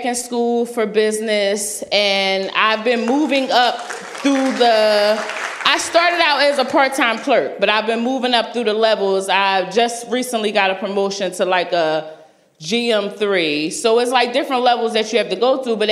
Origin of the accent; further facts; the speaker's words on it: Philadelphia, Pennsylvania, United States; I'm from Philly